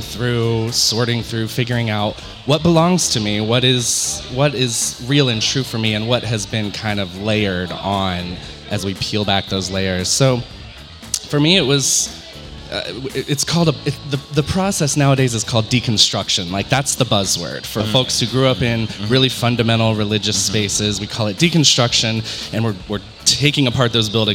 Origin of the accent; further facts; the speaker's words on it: Western North Carolina, United States; moved away as an adult; now in San Diego, United States; I am from the Bible Belt, born and raised in Western North Carolina in the Appalachians.